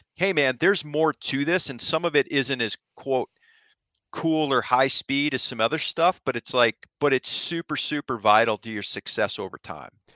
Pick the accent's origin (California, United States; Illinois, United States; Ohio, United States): Ohio, United States; moved away; I grew up in Ohio